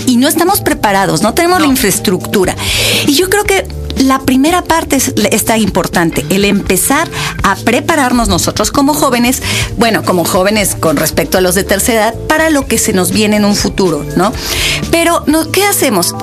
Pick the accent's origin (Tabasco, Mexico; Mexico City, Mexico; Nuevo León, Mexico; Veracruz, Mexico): Mexico City, Mexico; yo soy ciudadana de Benito Juárez. Ahí nací, ahí crecí, ahí estudié.